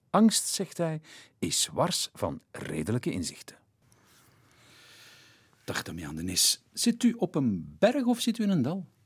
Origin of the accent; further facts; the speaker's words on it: Flanders, Belgium; Hier bij ons in Vlaanderen